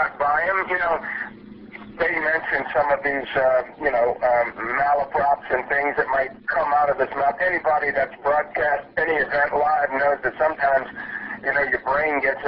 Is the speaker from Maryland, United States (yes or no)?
yes; Baltimore, Maryland, United States; I grew up in Baltimore, Maryland.